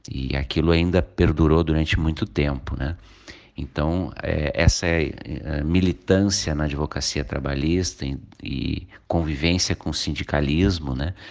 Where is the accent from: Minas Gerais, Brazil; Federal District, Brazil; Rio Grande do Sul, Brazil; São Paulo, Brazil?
Rio Grande do Sul, Brazil; Canoas; É, eu sou nascido em Canoas, nasci e me criei em Canoas. É, me mudei para Eldorado do Sul em 2009